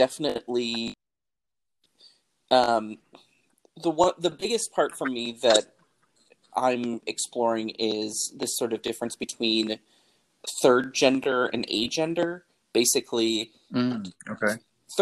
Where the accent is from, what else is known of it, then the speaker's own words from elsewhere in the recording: Milwaukee, Wisconsin, United States; now in St. Louis, United States; I was born and raised in Milwaukee, Wisconsin